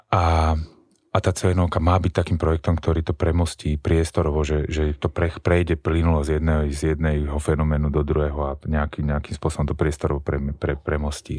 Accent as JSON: {"language": "Slovak", "town": "Bratislava", "region": "Bratislava Region", "country": "Slovakia", "said": "u nás v Bratislave"}